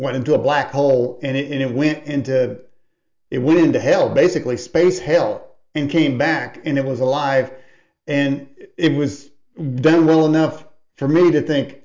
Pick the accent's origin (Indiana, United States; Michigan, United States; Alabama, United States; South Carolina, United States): Indiana, United States; I'm born and raised in Indiana, so that makes me a Hoosier